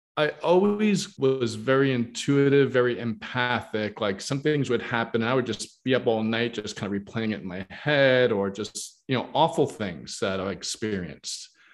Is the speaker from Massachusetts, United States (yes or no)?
no; New York, United States; where I grew up in New York